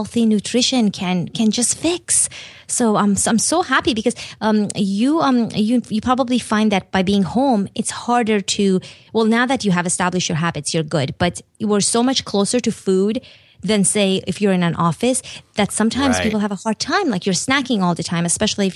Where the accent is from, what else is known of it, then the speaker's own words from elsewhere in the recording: Iran; moved away; also born or lived in Turkey; I grew up in Iran and then Turkey